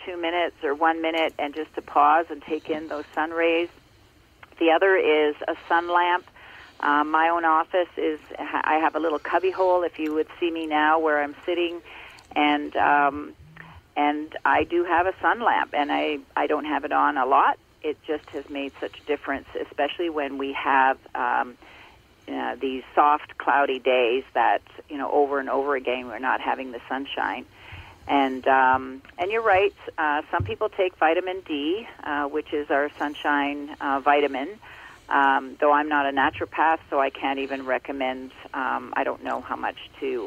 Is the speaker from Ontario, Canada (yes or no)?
yes; Ontario, Canada; born or raised there; also born or lived in Muskoka, Ontario